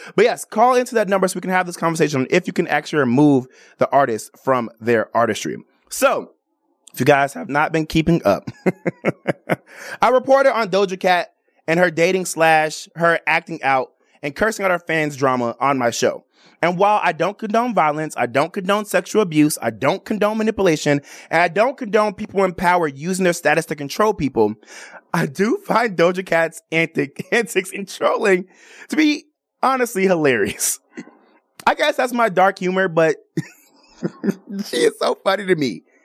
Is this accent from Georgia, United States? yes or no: no; Chicago, Illinois, United States; now in Las Vegas, United States; I'm from the West Side.